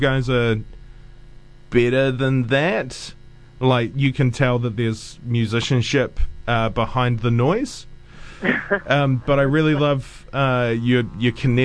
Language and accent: English; North Island, New Zealand; now in South Island, New Zealand; I'm actually from the North Island.